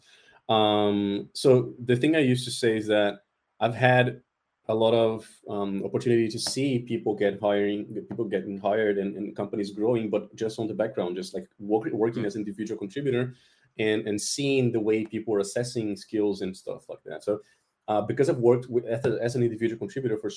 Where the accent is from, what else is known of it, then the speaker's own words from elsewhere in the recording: Brazil; moved away as an adult; now in Germany; I'm originally from Brazil, and I mostly worked there in the Brazilian industry, the Brazilian market